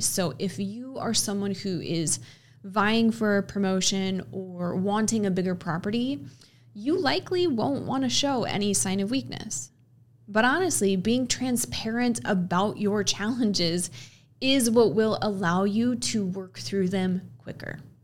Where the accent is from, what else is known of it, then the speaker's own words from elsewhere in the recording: Midwest, United States; I'm from the Midwest. I've spent most of my life in the Midwest